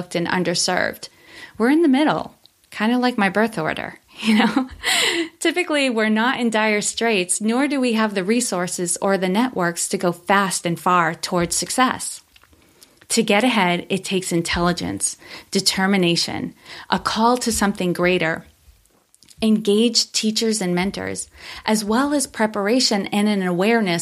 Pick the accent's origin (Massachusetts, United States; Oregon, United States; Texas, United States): Massachusetts, United States; Worcester; I grew up in Worcester, Massachusetts